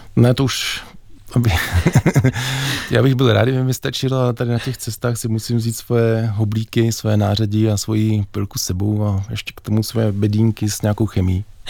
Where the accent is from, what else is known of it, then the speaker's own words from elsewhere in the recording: Bohemia, Czechia; u nás v Čechách